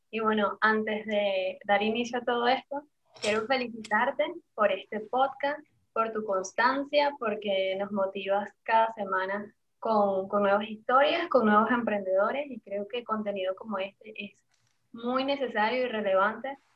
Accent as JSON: {"language": "Spanish", "town": "Caracas", "region": "Capital District", "country": "Venezuela", "moved": "as an adult", "lives_now": "Panama", "said": "de Caracas. Eh, me vine a Panamá hace, ya van a ser cinco años"}